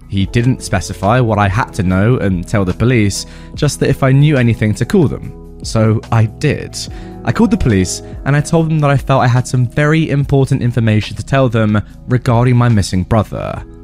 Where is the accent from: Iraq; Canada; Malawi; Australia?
Australia; Number one, I am from Australia, which might clarify some confusion. Our police system works a little differently down here